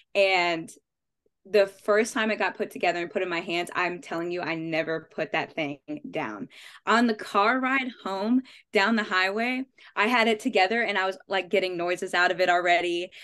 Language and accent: English; Las Vegas, Nevada, United States; I'm from Vegas